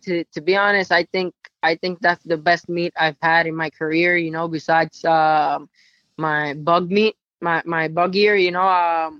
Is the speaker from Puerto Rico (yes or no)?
yes; Puerto Rico; now in United States; When I came to the States from Puerto Rico, I started off in Florida.